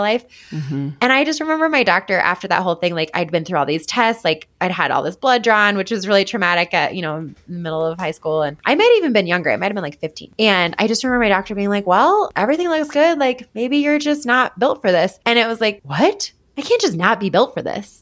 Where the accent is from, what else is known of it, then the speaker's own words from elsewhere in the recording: Boulder, Colorado, United States; also born or lived in Longmont; I'm from Boulder